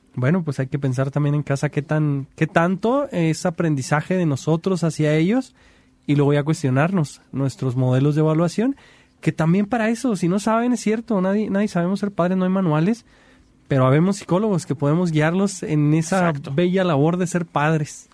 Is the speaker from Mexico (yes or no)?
yes; Mexico; como mexicanos